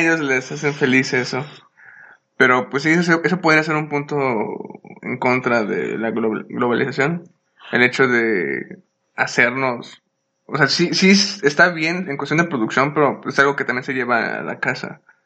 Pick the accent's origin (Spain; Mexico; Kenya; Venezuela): Mexico; somos mexicanos